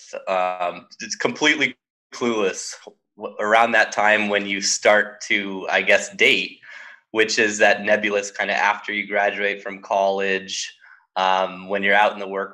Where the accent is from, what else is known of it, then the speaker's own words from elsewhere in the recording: Southern California, United States; growing up in Southern California